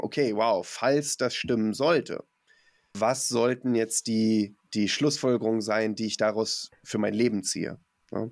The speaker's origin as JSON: {"language": "German", "region": "Mecklenburg-Vorpommern", "country": "Germany", "said": "ich komm aus Mecklenburg-Vorpommern"}